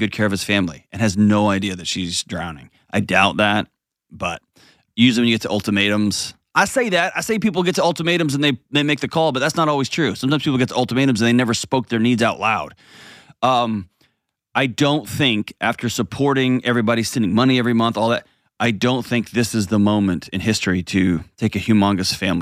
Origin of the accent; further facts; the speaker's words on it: United States; as an American